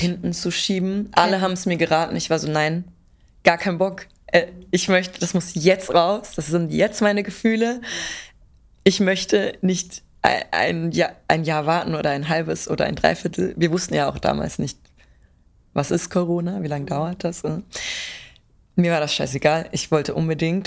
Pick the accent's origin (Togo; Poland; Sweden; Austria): Austria; Pinzgau, Salzburg; Ich komme aus dem Pinzgau in yeah. Salzburg.